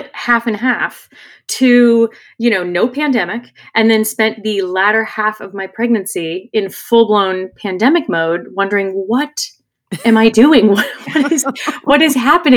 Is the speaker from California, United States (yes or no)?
yes; California, United States; growing up in California